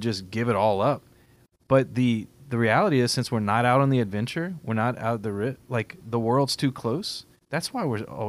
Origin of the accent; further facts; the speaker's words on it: Louisiana, United States; We love being Cajun.